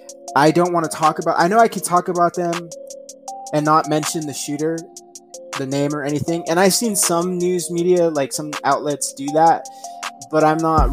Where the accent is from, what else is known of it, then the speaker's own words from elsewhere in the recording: United States; I'm American myself